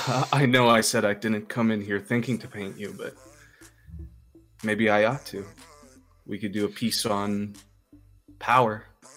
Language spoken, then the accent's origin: English; Seattle, Washington, United States; I grew up in Seattle. I had really weird, rich, white parents.